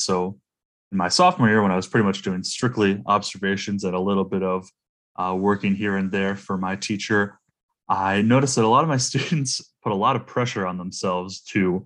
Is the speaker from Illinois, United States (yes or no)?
no; Toledo, Ohio, United States; moved away as an adult; in my hometown of Toledo, Ohio